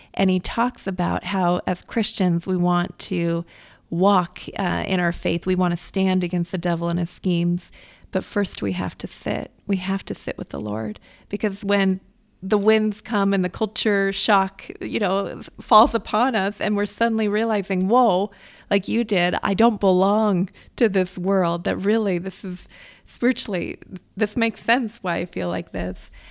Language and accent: English; United States; I grew up in America